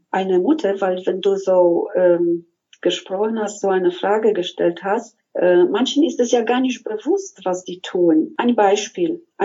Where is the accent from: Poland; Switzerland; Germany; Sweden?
Poland; Silesian Voivodeship; Ich komme aus Schlesien aus Polen, wo diese spirituelle Seite mich sehr begleitet hat